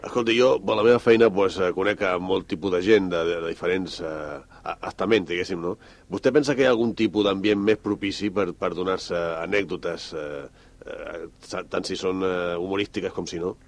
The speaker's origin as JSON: {"language": "Catalan", "town": "Badalona", "region": "Catalonia", "country": "Spain", "said": "jo sóc de Badalona"}